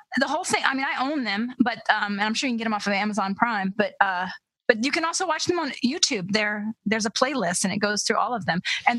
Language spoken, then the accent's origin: English; United States; as an American, I struggle with that.